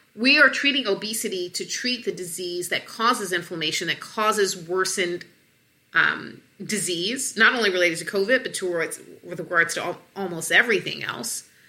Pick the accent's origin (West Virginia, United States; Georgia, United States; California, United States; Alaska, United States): Georgia, United States; Atlanta; And I'm from the South. I'm from Atlanta